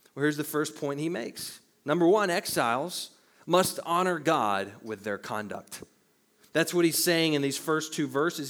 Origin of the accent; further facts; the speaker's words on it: the Bible Belt, United States; growing up in the Bible Belt